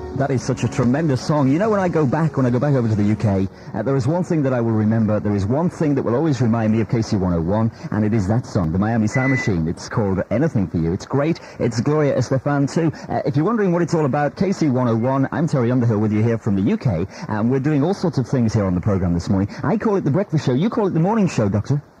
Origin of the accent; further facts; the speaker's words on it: Chester, North West England, United Kingdom; moved away as an adult; also born or lived in Wales; I grew up just outside Chester